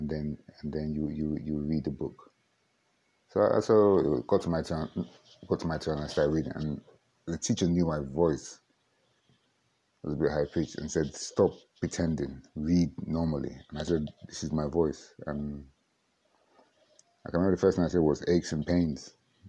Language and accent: English; Nigeria; accent: Warri; also born or lived in England / Port Harcourt; Because I grew up in the Niger Delta. Not really, I grew up in England, then went to the Niger Delta. And then moved to between Warri and Port Harcourt.